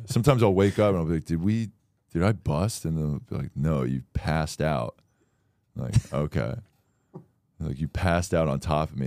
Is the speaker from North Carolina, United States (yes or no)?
no; Florida, United States; I'm from Florida